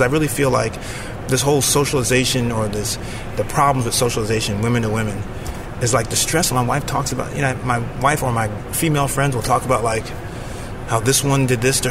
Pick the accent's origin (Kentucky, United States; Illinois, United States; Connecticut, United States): Connecticut, United States; Danbury; now in Chicago, United States; I'm from Connecticut.